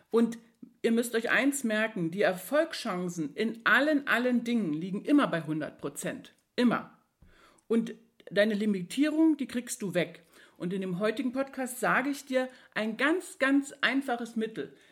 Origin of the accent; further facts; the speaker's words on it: East Germany, Germany; Als ich jung war, ein Kind war, dann bin ich in der DDR groß geworden.